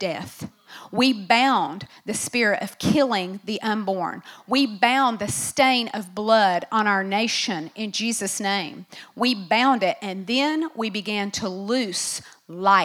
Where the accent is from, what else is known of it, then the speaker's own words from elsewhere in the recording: United States; I am an American